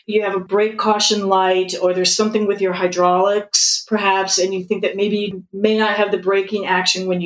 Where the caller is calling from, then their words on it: Seattle, Washington, United States; Seattle. I love the podcast